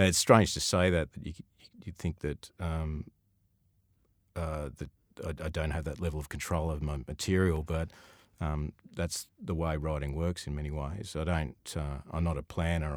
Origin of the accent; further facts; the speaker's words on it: Sydney, New South Wales, Australia; I grew up in Sutherland Shire